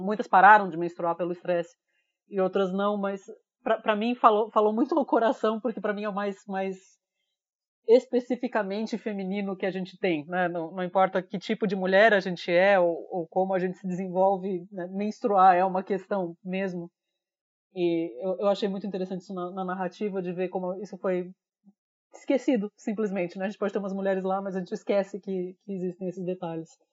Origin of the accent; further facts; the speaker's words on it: Brazil; como brasileiro